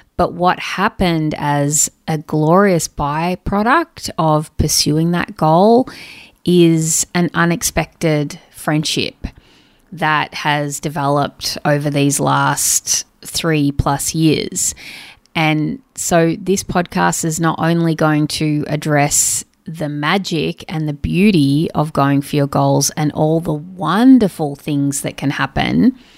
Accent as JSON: {"language": "English", "town": "Sydney", "region": "New South Wales", "country": "Australia", "said": "I'm from Sydney, Australia."}